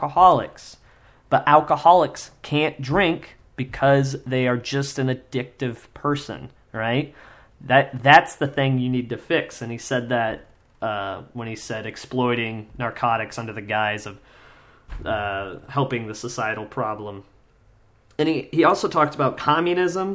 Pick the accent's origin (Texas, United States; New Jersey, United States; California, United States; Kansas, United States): Kansas, United States; I grew up in Kansas